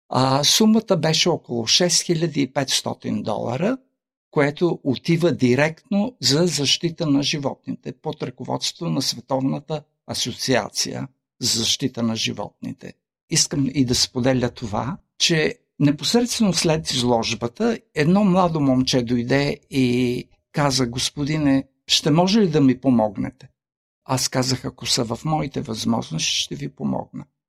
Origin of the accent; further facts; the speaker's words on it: Kyustendil, Kyustendil Province, Bulgaria; now in Australia; в Кюстендил, моя роден град